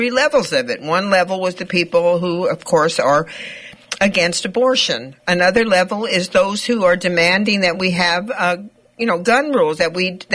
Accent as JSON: {"language": "English", "country": "United States", "said": "we as American citizens"}